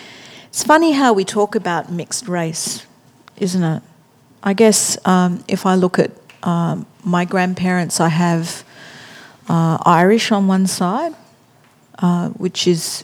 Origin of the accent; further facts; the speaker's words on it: Echuca, Victoria, Australia; born there; I'm Yorta Yorta like you, because I was born in Echuca.